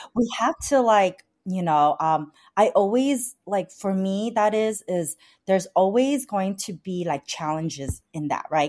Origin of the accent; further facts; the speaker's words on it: Vietnam; now in San Gabriel Valley, United States; I was like born, I was born in Vietnam. My parents are Chinese descendant in Vietnam